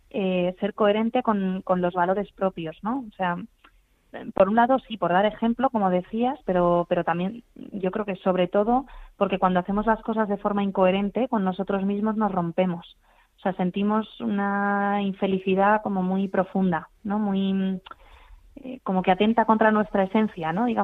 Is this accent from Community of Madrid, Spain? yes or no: yes; Madrid, Community of Madrid, Spain; Bueno, digo Madrid Río porque soy de Madrid